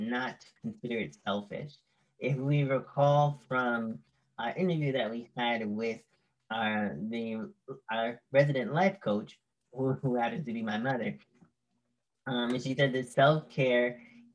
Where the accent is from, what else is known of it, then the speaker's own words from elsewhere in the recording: New York City, New York, United States; as a New Yorker